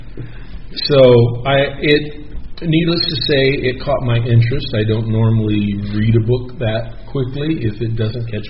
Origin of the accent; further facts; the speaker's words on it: Westmoreland, California, United States; I grew up down in Imperial Valley, 7 miles from Brawley, in the little town of Westmoreland